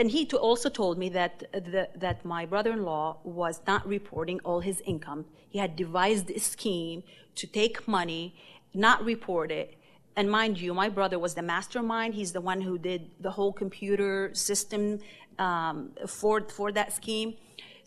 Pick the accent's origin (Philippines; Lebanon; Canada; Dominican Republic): Lebanon; also born or lived in Beirut; now in United States; my growing up in Lebanon